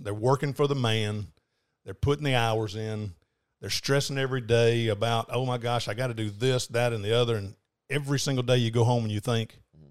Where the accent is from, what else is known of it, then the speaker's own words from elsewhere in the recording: Panama City, Florida, United States; Born and raised, Panama City. Moved to Atlanta, Georgia for about 7 months when I was 20, turned 21 in Atlanta.